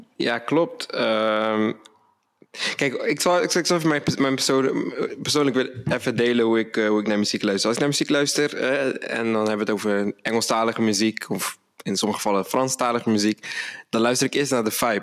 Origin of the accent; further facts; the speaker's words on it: Rotterdam, South Holland, Netherlands; moved away as an adult; now in Amsterdam, Netherlands; We komen allebei uit Rotterdam. Ik woon nu in Amsterdam